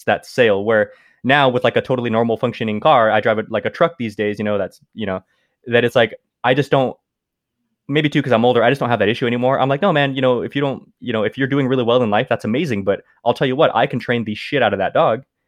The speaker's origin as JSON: {"language": "English", "region": "California", "country": "United States", "tie": "born or raised there", "also_born_or_lived": "Mexico", "said": "I would live my life in California"}